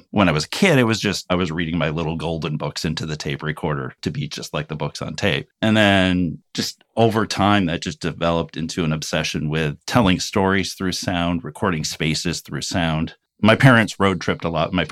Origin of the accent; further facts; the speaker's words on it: New York, United States; also born or lived in Urbana, Illinois; So so I was born in Urbana, Illinois. We moved from there to Rome, New York. I've lived all over New York. I lived in Rome, Madison, usually little small towns